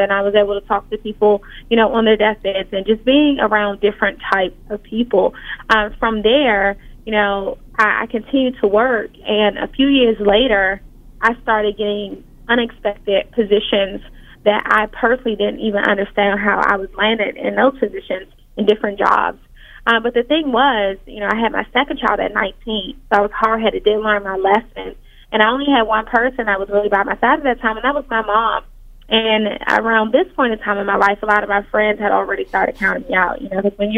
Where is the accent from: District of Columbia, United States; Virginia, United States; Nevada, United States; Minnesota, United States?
District of Columbia, United States; Washington; I grew up in Washington, D.C., and by the time I was 14